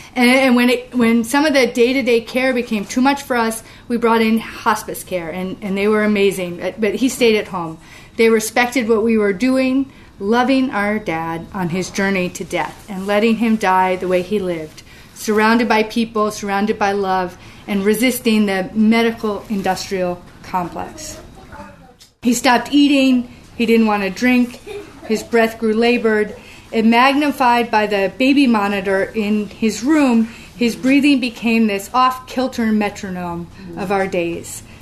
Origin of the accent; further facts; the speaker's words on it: New London, Connecticut, United States; in my hometown of uh, New London, Connecticut